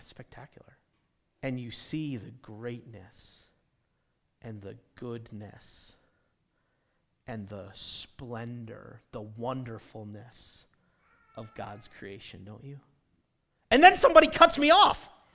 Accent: New England, United States; now in the American West; I grew up in New England where we had deer.

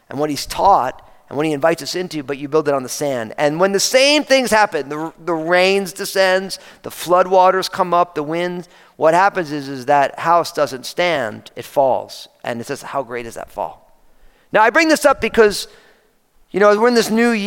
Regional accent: New Jersey, United States; moved away; I was growing up outside of New York City, and I grew up in New Jersey

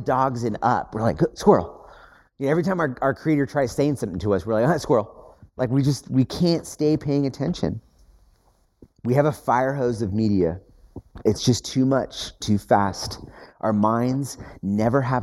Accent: United States; as American Westerners

